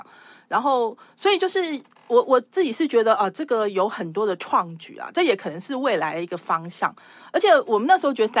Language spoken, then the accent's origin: Chinese; Taiwan; 就想到我是台湾人啊，所以我我我也知道这些历史这样。